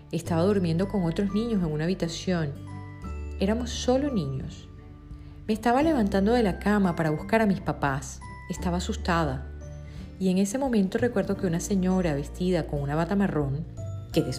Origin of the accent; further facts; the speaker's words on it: Venezuela; moved away as an adult; Decidí emigrar de mi país natal, Venezuela, con el objetivo de formarme y tener éxito a nivel profesional, tal y como lo hizo mi familia.